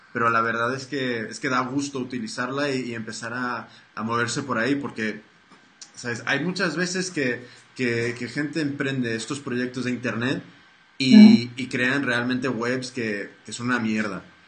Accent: United States; soy, soy americano

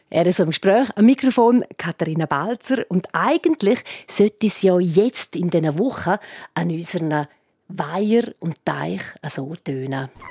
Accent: Graubünden, Switzerland; bei uns in Graubünden

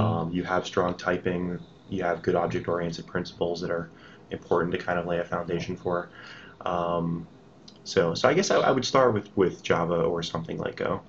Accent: New Jersey, United States; I grew up in New Jersey mm-hmm. all my life

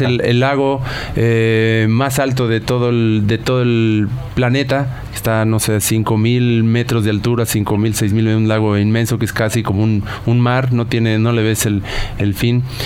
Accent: Naucalpan, State of Mexico, Mexico; en el barrio donde crecimos, en Ciudad Satélite, que es, una, es un suburbio de la Ciudad de México

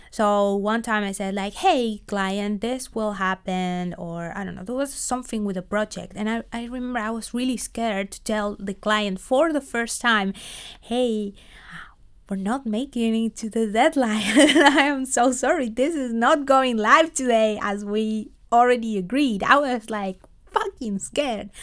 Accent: Argentina; moved away as an adult; also born or lived in Buenos Aires / Los Angeles; now in Netherlands; I am from Argentina

